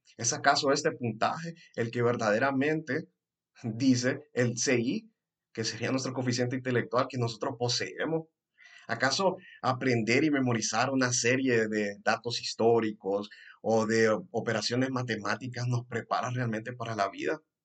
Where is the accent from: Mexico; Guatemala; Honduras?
Honduras; first language Spanish; aquí en Honduras específicamente, de donde yo soy